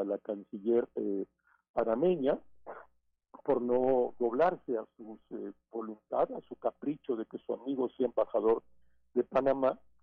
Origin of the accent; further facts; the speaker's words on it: Mexico; como ciudadano mexicano